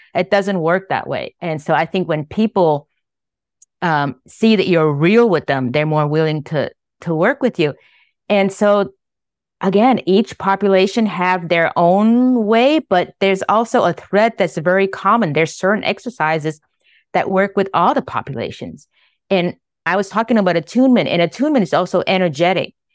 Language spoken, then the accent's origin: English; Vietnam; moved away; I was born in Vietnam. I was born in the middle of the Vietnam War.